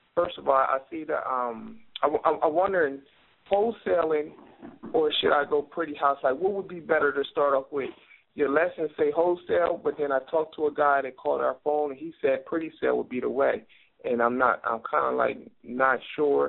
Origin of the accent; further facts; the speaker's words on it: Wilmington, Delaware, United States; I'm from Wilmington, Delaware.